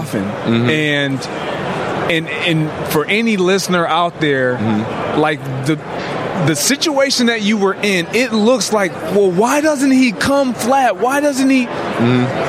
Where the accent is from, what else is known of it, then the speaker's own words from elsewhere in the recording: Kalamazoo, Michigan, United States; I come from Kalamazoo, Michigan.